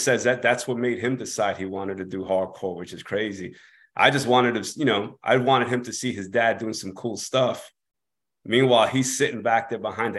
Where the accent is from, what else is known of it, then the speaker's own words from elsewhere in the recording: Corona, New York, United States; Yeah, we're from the same part. We're both from Corona. We both lived in Corona, but in different parts.